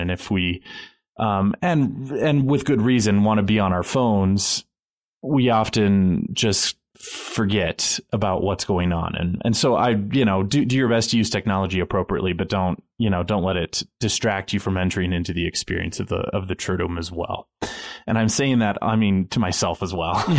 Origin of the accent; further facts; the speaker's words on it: United States; as an American